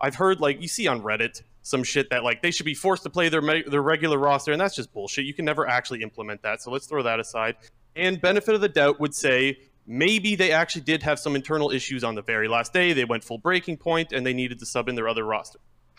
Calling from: Ontario, Canada; Calling from Ontario.

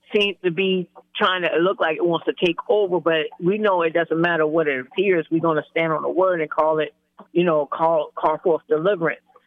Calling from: North Charleston, South Carolina, United States; I'm calling from North Charleston, South Carolina. We down here.

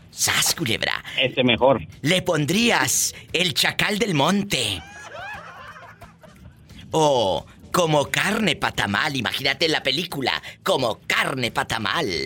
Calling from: Sacramento, California, United States; Soy de Sacramento, viva, ya te olvidaste de mí tan rápido. De Sacramento, California.

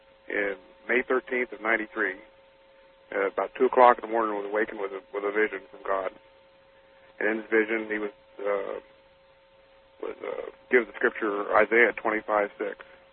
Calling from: Tacoma, Washington, United States; I'm calling from Tacoma, Washington.

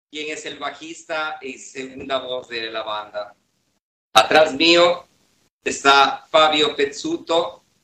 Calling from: Turin, Piedmont, Italy; nosotros somos Stalin Steel de Band y efectivamente les saludamos desde Turín, Italia.

